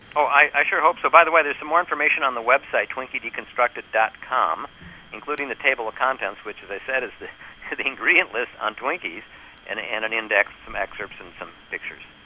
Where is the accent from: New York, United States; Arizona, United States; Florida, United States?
New York, United States; I'm from New York